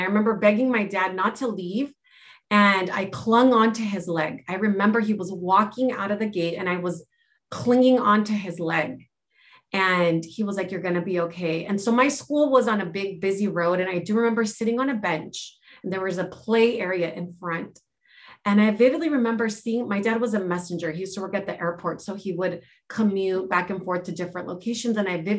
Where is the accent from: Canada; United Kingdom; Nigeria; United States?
United States; first language Spanish; English is a second language; And so growing up in America was very interesting because I did not realize that I came from an immigrant family initially. I knew that I spoke Spanish. So, you know, obviously the ages 1 through 4, I was speaking Spanish.